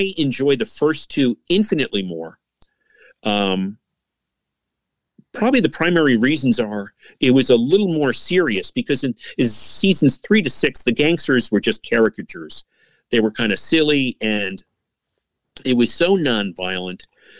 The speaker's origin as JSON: {"language": "English", "area": "outside of Chicago", "region": "Illinois", "country": "United States", "tie": "born or raised there", "moved": "yes", "said": "as a child, my family and I, we lived in outside of Chicago from 1958 to 1970"}